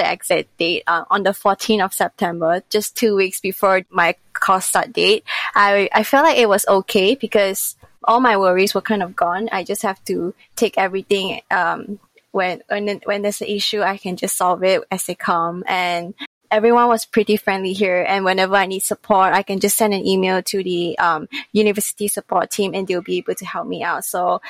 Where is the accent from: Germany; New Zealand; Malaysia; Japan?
Malaysia; now in Leeds, United Kingdom; I'm from Malaysia.